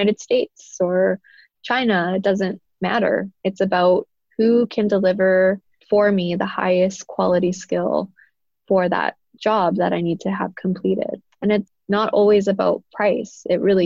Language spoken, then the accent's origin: English; Canada; on my father's side, I'm a first generation Canadian. They immigrated from Italy